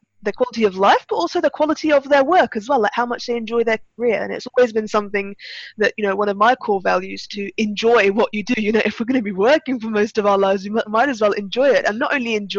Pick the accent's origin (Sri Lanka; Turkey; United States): Turkey; now in United Kingdom; I was actually born in Turkey, so I'm half English, half Turkish, but I spent most of my childhood there, and but now I'm based in the UK